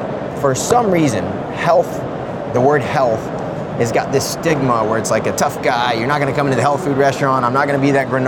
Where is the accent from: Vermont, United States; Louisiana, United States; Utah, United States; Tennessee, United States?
Louisiana, United States; New Orleans; I grew up in New Orleans, Louisiana